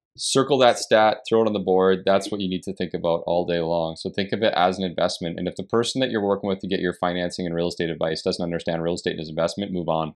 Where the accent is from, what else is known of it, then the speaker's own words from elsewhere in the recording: Canada; as a Canadian